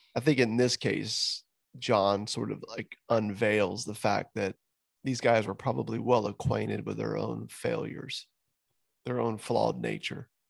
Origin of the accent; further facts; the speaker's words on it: Southwest Florida, United States; here in my hometown